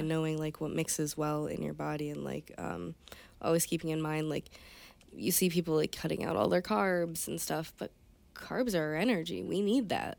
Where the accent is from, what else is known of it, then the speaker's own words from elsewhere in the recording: Conneaut, Ohio, United States; moved away as an adult; now in Michigan, United States; Conneaut, Ohio